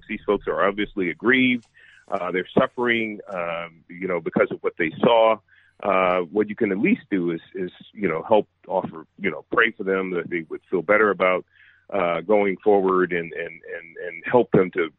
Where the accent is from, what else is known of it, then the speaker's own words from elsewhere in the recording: San Francisco, California, United States; I was born and raised in San Francisco and was raised a liberal progressive